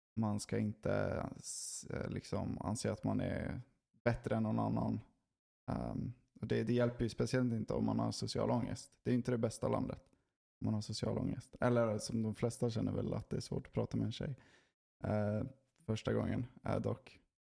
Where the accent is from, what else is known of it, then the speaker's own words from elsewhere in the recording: Sweden; vi är inte en social kultur, Sverige.